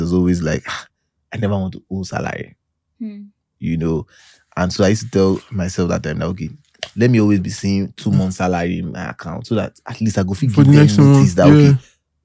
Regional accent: Nigeria; I'm so Nigerian.

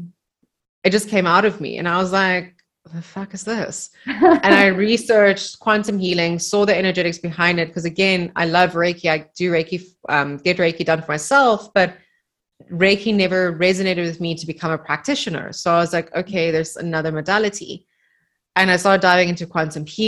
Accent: Namibia; moved away; in the house that we grew up in Namibia

